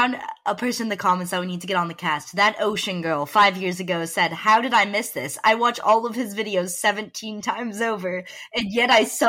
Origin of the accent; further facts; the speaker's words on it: Dallas, Texas, United States; I started talking with a New Jersey accent, even though I'm from Dallas.